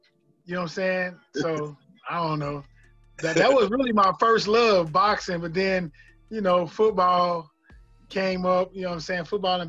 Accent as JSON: {"language": "English", "town": "Cincinnati", "region": "Ohio", "country": "United States", "tie": "born or raised there"}